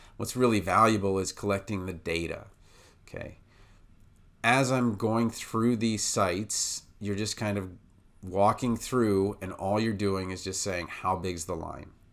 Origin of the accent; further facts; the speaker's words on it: Washington, District of Columbia, United States; moved away as an adult; also born or lived in Baltimore; now in Iowa, United States; I'm from Washington, D C, and then I moved to Baltimore